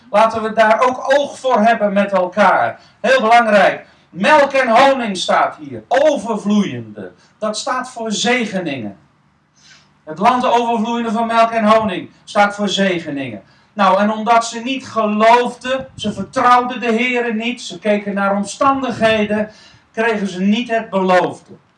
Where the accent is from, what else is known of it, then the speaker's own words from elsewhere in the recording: Netherlands; wij Nederlanders